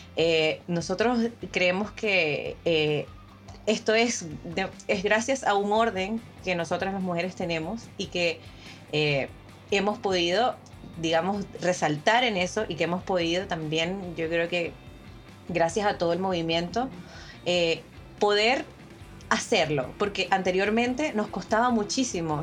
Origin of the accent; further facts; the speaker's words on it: Venezuela; moved away as an adult; now in Chile; yo vengo de Venezuela, yo soy venezolana, ¿no? Eh, tengo seis años acá en Chile